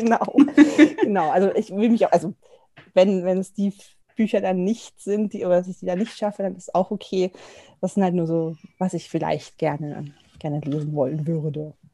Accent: near Augsburg, Bavaria, Germany; moved away as an adult; now in Munich, Germany; komme ich gar nicht aus dem Norden, äh, sondern aus der Nähe von Augsburg und ich wohne jetzt in München seit mehreren Jahren.

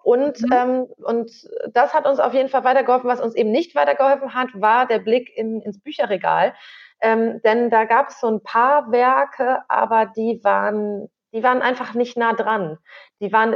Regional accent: Northern Germany, Germany; moved away as an adult; also born or lived in Göttingen; wir kommen beide aus Norddeutschland

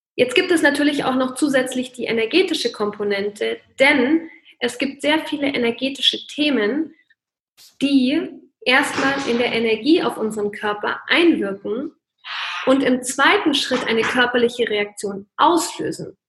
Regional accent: Bavaria, Germany; bei uns in Bayern

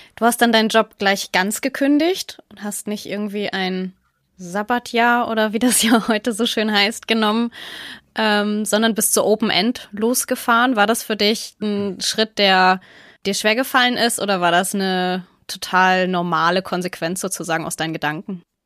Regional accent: Northern Germany, Germany; als Norddeutsche

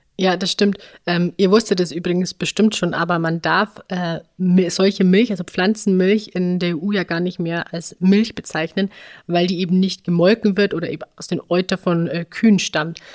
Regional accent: Upper Bavaria, Germany; in dem Ort, wo ich aufgewachsen bin, also im oberbayerischen im Dorfleben

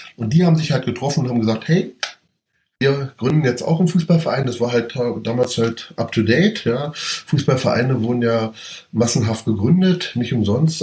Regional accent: Berlin, Germany; ich bin Berliner und Hertaner und das schon seit frühester Kindheit

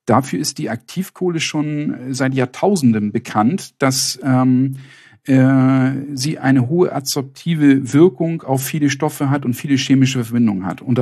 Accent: Northern Germany, Germany; In Süddeutschland ist das mehr ein Problem, hier im Norden, wo ich herkomme, nicht.

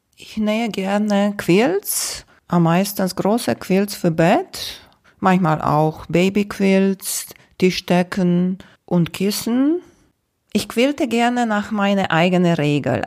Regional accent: Romania; moved away; Ich bin in Rumänien geboren

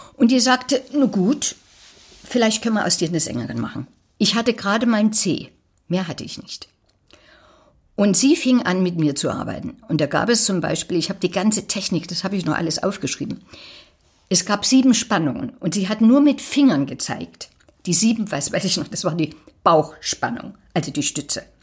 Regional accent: Falkenstein, Saxony, Germany; moved away; also born or lived in Berlin; Aus Falkenstein. Das ist so zwischen Plauen und Zwickau da in der Drehe.

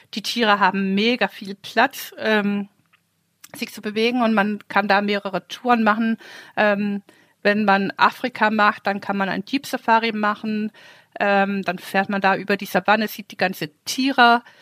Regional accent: Denmark; moved away; ich bin ja ein Ostseekind

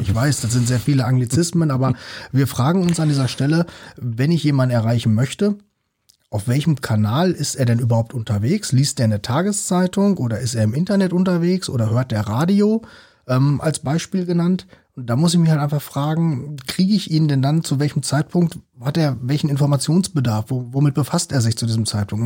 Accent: North Rhine-Westphalia, Germany; ich kenne das ja selbst so als Ostwestfale

